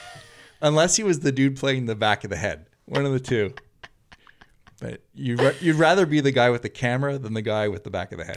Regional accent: Canada; now in Santa Monica, United States; a Canadian from Santa Monica

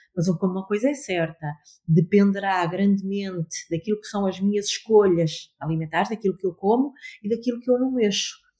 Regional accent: Amarante, North, Portugal; also born or lived in Lisbon; now in Porto, Portugal; Amarante é a minha terra, eh, não vivo em, em Amarante, eh, atualmente

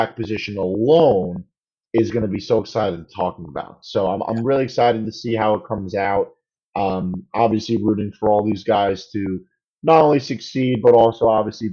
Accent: New York City, New York, United States; I'm Italian from Brooklyn

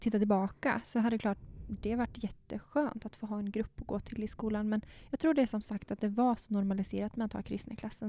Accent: Bankeryd, Jönköping County, Sweden; jag är ju uppvuxen i Bankeryd, gick på Attarpsskolan och sen så Per Bra gymnasiet i Jönköping

